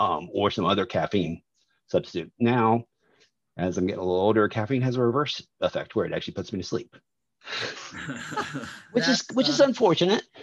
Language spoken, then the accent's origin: English; Jacksonville, Florida, United States; I grew up in Jacksonville, Florida, Maxwell House, right down the street